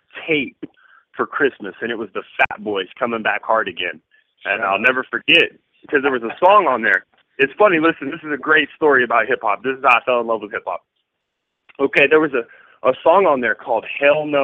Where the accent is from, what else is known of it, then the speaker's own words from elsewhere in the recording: Lawton, Oklahoma, United States; I was born on an Army base here in Oklahoma at Reynolds Army Hospital, Fort Sill, Oklahoma. I live in Lawton. I'm from Lawton